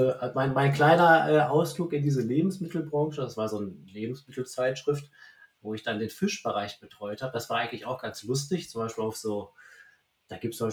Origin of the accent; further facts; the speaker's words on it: Münster, North Rhine-Westphalia, Germany; ich wollte meine Heimat zurückziehen nach Münster